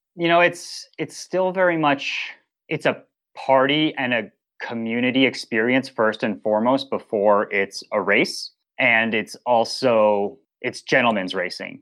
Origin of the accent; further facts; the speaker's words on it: Boulder, Colorado, United States; I grew up in Boulder, Colorado, so outdoor sports, Mecca